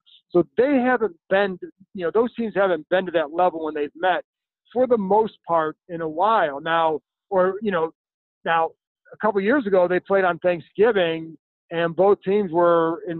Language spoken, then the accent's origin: English; Cleveland, Ohio, United States; now in Washington, D.C., United States; I grew up in Cleveland.